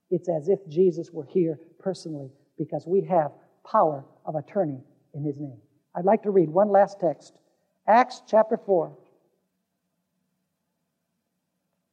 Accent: Caracas, Capital District, Venezuela; I was growing up in Caracas, Venezuela

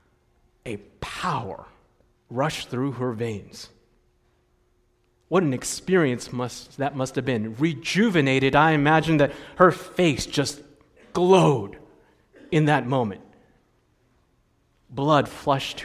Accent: United States; growing up in the States

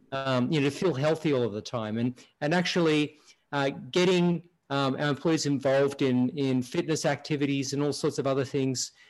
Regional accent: Australia; moved away as an adult; now in United States; I'm originally from Australia and um, I've been in the US now around 25 years. So about half my lifetime.

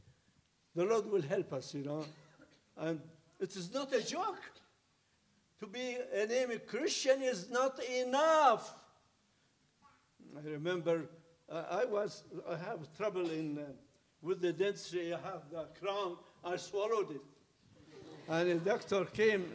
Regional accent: Baghdad, Baghdad Governorate, Iraq; moved away as an adult; also born or lived in Loma Linda, United States; now in United States; I am a retired minister from Middle East, from Baghdad. We are here 30 years

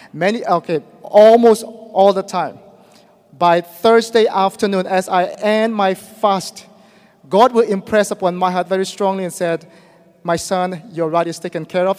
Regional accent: Myanmar; moved away as an adult; I am from Burma

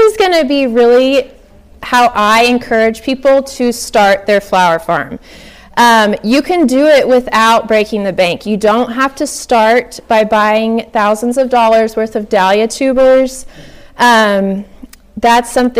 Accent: Oklahoma, United States; I'm from Oklahoma, and for some reason, we all say zinnias.

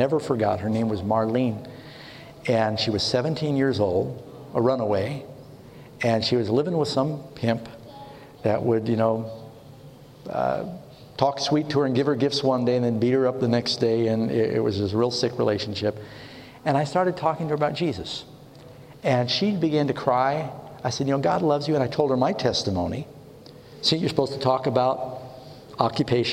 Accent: New York City, New York, United States; moved away; I grew up in New York City. My brother and I used to play on 42nd and Broadway growing up

